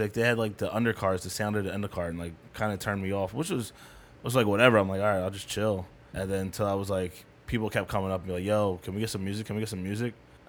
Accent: Wisconsin, United States; No, I'm from Wisconsin.

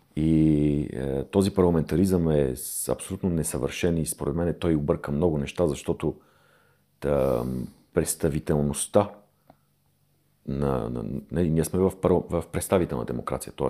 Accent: Bulgaria; ние като българи, като народ

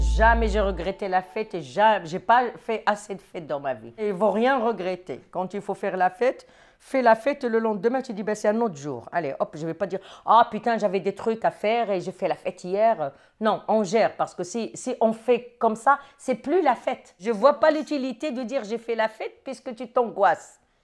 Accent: Morocco; moved away as an adult; now in France; je suis marocaine, d'origine du Maroc. J'ai étudié au Maroc, euh, j'ai passé mon bac au Maroc et je suis venue pour continuer mes études ici

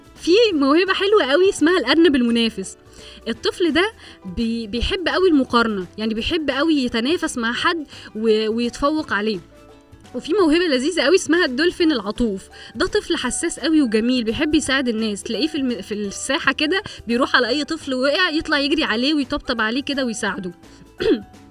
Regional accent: Egypt; احنا عندنا في مصر

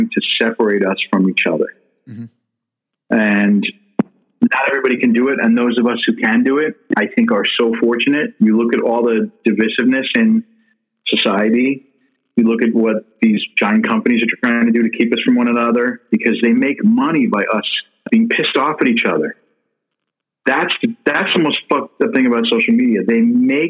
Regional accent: Long Island, New York, United States; also born or lived in Queens, New York; I grew up on Long Island

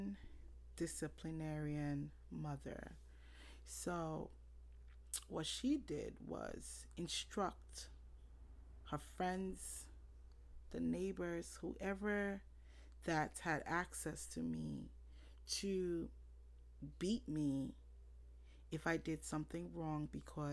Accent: Monrovia, Liberia; I was born April 1989 in Monroeville, Liberia.

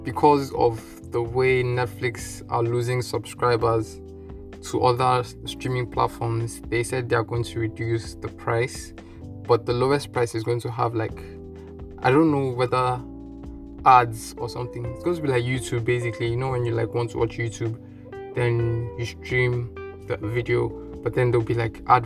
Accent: Nigeria; The Nigerian in me says no, because the African in me says no

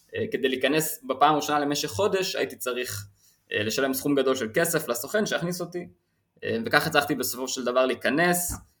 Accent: Israel; אני מישראל

